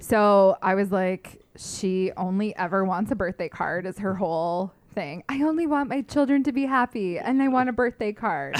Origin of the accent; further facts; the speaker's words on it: London, Ontario, Canada; moved away as an adult; now in Toronto, Canada; I came home from Toronto to here, to London